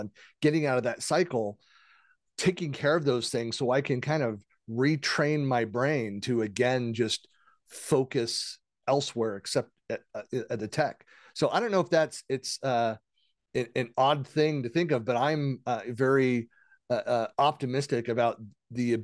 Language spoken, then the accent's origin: English; San Francisco East Bay, California, United States; when I was a kid, growing up in the Bay Area, so the San Francisco East Bay